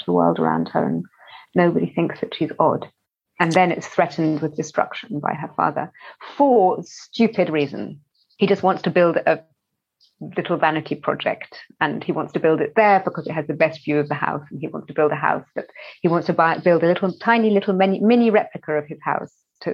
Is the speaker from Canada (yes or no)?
no; London, United Kingdom; as a child, even as growing up in West London